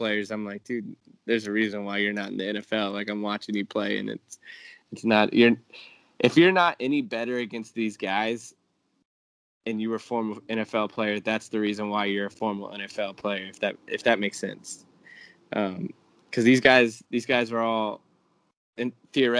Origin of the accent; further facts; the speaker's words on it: Lakeland, Florida, United States; I grew up in Lakeland, which is right in between Tampa and Orlando, so that's my stomping grounds